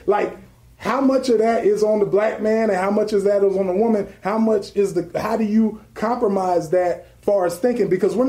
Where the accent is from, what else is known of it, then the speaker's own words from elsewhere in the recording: California, United States; I'm from California.